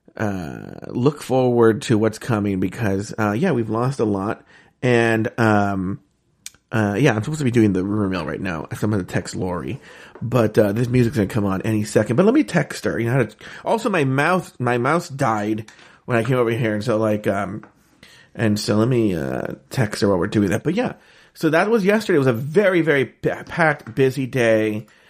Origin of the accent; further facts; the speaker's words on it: Disneyland, California, United States; I grew up around Disneyland